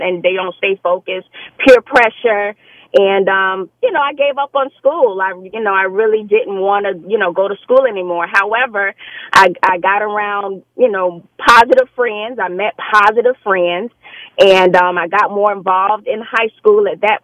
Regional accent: Fort Lauderdale, Florida, United States; I am from Fort Lauderdale, Florida

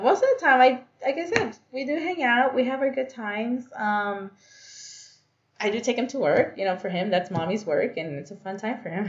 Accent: Los Angeles, California, United States; I was born and raised in Los Angeles, but both of my parents are Guatemalan

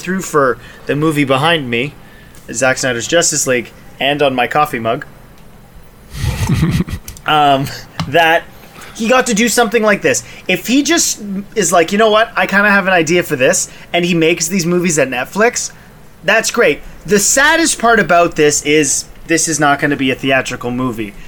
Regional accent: Canada; we're Canadian

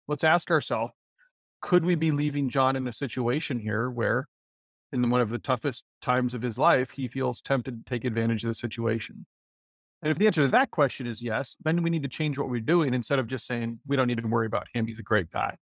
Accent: Decorah, Iowa, United States; growing up in Decorah, up in Northeast Iowa

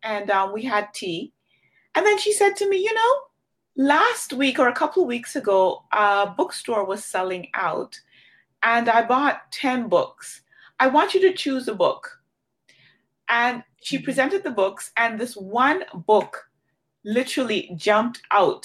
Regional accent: Jamaica; moved away; I grew up in Jamaica

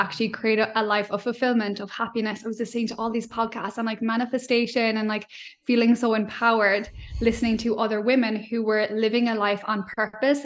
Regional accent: Ireland; accent: Irish; moved away as an adult; now in Australia; growing up in Ireland

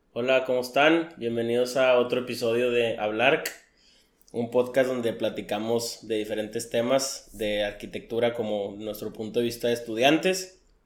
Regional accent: Mexico; como mexicano

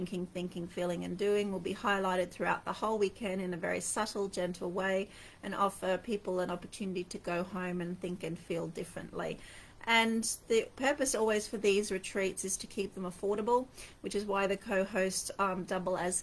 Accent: Townsville, Queensland, Australia; moved away as an adult; also born or lived in London, United Kingdom; I moved my family from London to Australia. Funnily enough, I was born in Townsville and my children were born in London. So essentially, I was bringing them home to my home

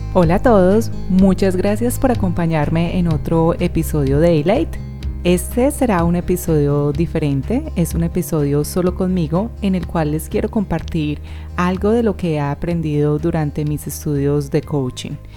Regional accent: Medellín, Antioquia, Colombia; first language Spanish; moved away as an adult; also born or lived in New Zealand; now in Australia; haya estado conmigo en EAFIT o en el colegio, en clase conmigo

